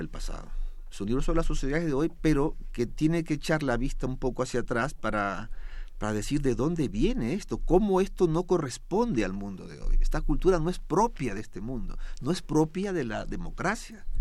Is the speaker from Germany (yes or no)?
no; Ecuador; yo soy ecuatoriano